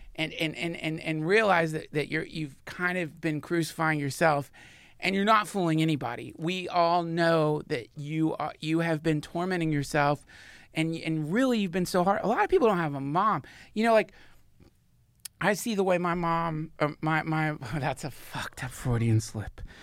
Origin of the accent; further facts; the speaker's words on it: the South, United States; I grew up in the South